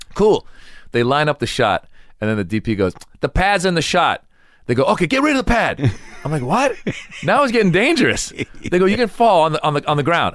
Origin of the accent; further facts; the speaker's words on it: United States; I grew up in America.